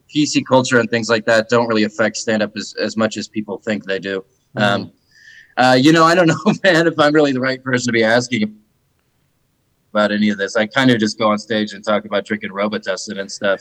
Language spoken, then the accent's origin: English; Atlanta, Georgia, United States; moved away as an adult; also born or lived in Idaho; now in Austin, United States; I'm from Atlanta, Georgia